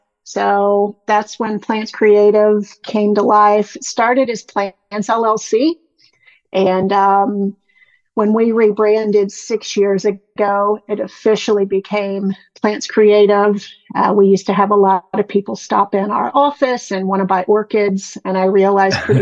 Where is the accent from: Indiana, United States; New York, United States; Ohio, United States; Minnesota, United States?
Indiana, United States; moved away as an adult; also born or lived in South Carolina / Georgia; I'm from Indiana, a really small town in Indiana